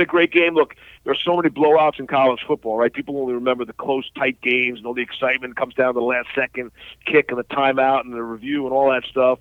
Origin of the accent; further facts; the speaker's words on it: New York City, New York, United States; I'm from New York City